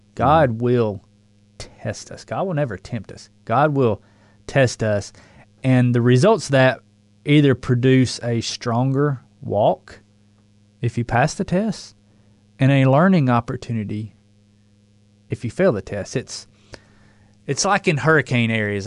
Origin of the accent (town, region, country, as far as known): the South, United States; accent: southern drawl